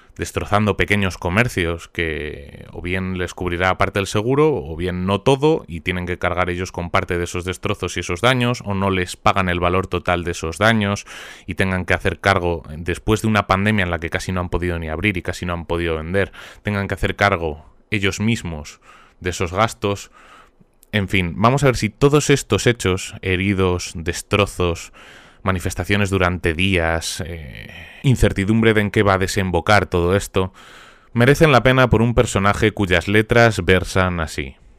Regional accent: Spain

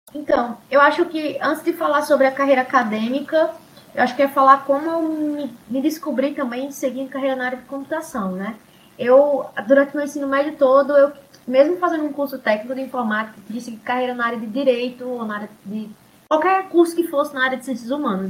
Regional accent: Seridó, Rio Grande do Norte, Brazil; essa outra característica do, nosso seridó

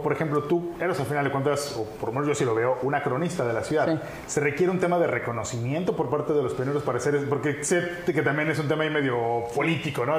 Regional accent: Cancún, Quintana Roo, Mexico; nací en Cancún

